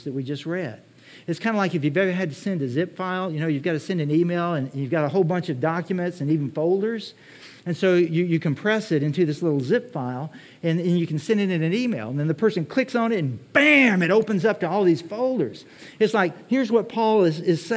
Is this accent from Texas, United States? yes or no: yes; Texas, United States; I'm from Texas.